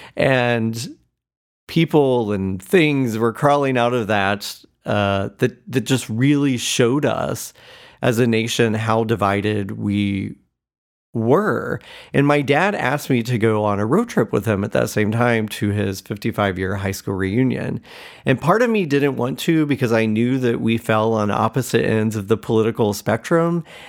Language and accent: English; Cowden, Indiana, United States; moved away; my hometown of Cowden, Indiana.